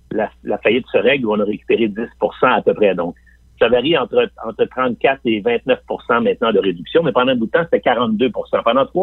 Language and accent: French; Limoilou, Quebec, Canada; Euh, moi-même, je viens de Limoilou. Je viens de, je viens de ce qu'on appelle l'Anglopole à trois coins de rue.